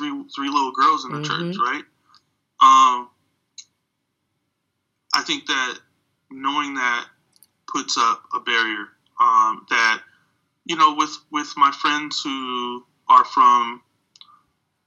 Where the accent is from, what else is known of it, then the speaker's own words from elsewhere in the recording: United States; as a black person growing up in America